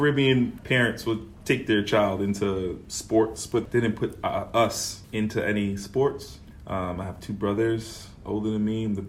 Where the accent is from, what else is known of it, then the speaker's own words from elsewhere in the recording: New York City, New York, United States; also born or lived in Far Rockaway, Queens; Well, I'm from Brooklyn. I was born in Far Rockaway, Queens, but I moved when I was like 6 months. So that really didn't count. So I say I'm born in Brooklyn, but Far Rockaway, Queens. Caribbean background